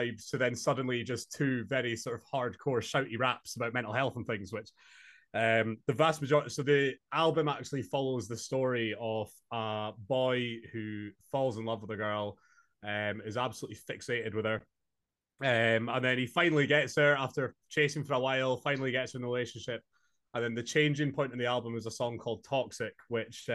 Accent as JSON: {"language": "English", "town": "Inverness", "region": "Scotland", "country": "United Kingdom", "tie": "born or raised there", "moved": "as an adult", "lives_now": "Glasgow, United Kingdom", "said": "I'm from Scotland, born and raised in Inverness, but moved to Glasgow a couple months ago"}